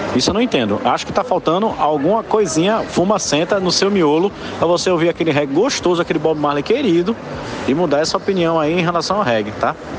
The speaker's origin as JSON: {"language": "Portuguese", "town": "Guadalupe", "region": "Piauí", "country": "Brazil", "said": "eu não sou de Paulo Afonso, tá? Eu sou de Guadalupe, lá no Piauí"}